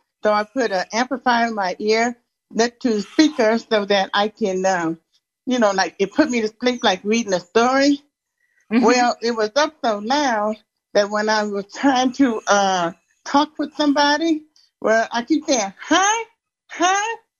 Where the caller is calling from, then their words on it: Denver, Colorado, United States; I'm from Denver.